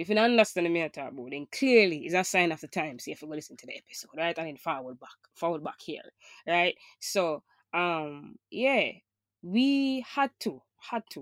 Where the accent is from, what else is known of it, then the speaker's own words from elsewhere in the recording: Jamaica; as a Jamaican